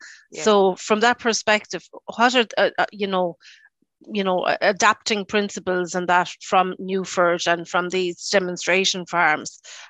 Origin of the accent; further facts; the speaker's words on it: Roscommon, Connacht, Ireland; I'm from Roscommon myself